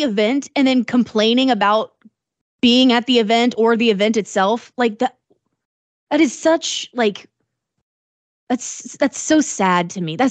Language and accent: English; Decatur, Illinois, United States; In Decatur in Illinois, my hometown